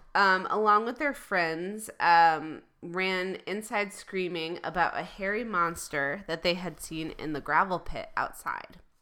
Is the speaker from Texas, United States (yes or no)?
no; Michigan, United States; I'm from Michigan